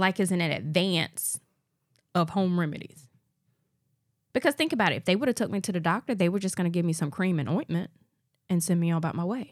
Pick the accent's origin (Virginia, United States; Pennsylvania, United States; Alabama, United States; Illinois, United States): Alabama, United States; born or raised there